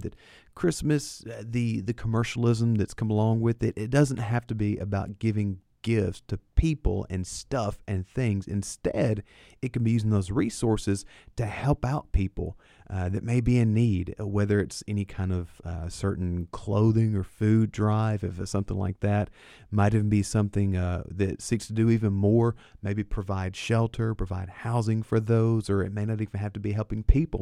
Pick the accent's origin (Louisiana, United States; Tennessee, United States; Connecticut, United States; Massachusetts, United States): Tennessee, United States; Lebanon; Lebanon is where I was born and raised